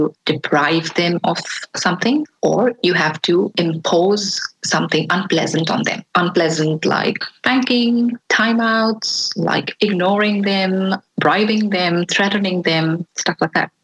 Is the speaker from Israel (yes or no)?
no; India; I was born and raised in India.